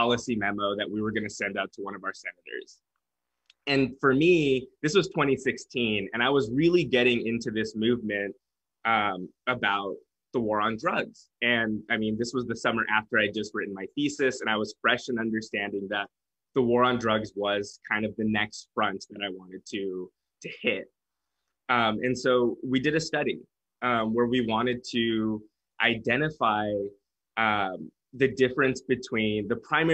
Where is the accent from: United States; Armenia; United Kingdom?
United States; Fresno, California; I was born and raised in Fresno, California, raised in a mixed household